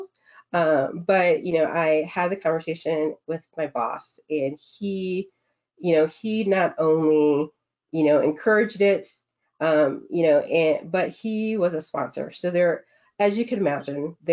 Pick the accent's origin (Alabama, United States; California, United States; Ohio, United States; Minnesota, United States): Minnesota, United States; I grew up in Minnesota